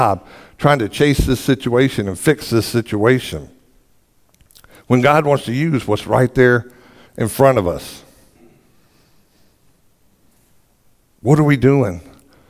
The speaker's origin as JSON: {"language": "English", "region": "the South", "country": "United States", "said": "I'm from the South, in case you couldn't tell by the way I talk"}